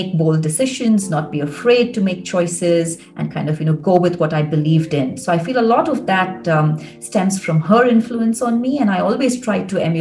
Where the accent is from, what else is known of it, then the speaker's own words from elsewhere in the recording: Bangalore, Karnataka, India; also born or lived in United States; growing up in Bangalore, I think my family environment, the kind of environment that I grew up